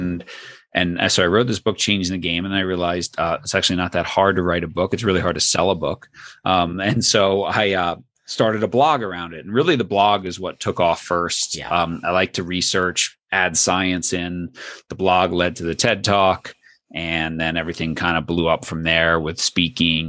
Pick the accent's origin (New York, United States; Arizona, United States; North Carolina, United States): New York, United States; I grew up in New York